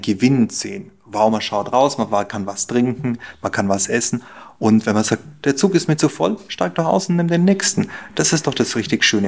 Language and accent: German; Germany; als Deutscher